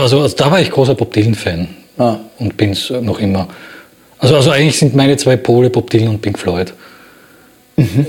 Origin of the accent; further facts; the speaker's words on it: Graz, Styria, Austria; now in Berlin, Germany; in Graz, in meiner Geburtsstadt